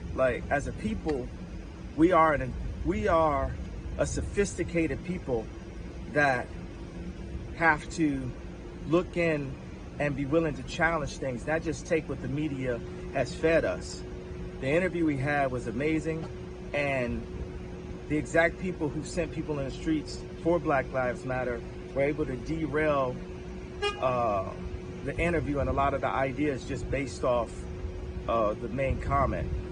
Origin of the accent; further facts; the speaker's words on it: United States; as an American